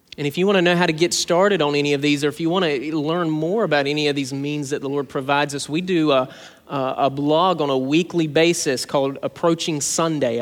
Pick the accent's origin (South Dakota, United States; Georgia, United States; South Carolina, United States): Georgia, United States; South; When I was a kid growing up in South Georgia